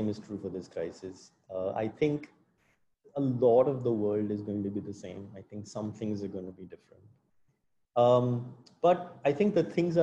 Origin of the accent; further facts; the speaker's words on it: India; as an Indian